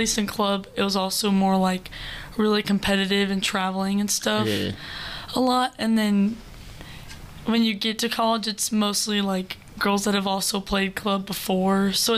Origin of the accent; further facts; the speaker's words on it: Crosby, Texas, United States; We're from Crosby, Texas, so it's like, it's 5 hours away, and it's a little northeast of Houston.